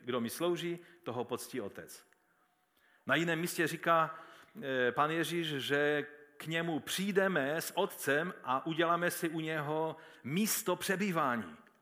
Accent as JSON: {"language": "Czech", "town": "Český Těšín", "region": "Moravian-Silesian Region", "country": "Czechia", "said": "když jsme se představili, že jsme z Těšína"}